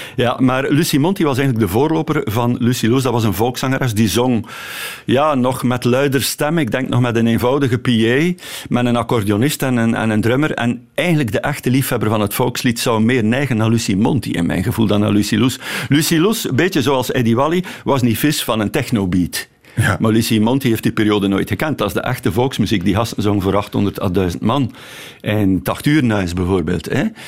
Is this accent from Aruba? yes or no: no; Torhout, Flanders, Belgium; now in Ostend, Belgium; Torhout, waar, we, waar ik vandaan kom